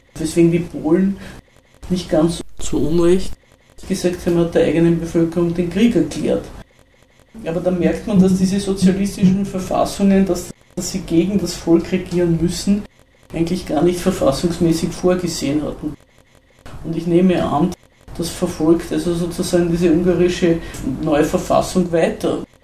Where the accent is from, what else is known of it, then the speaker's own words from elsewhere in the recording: Zell am See, Salzburg, Austria; Bei uns in Zell am See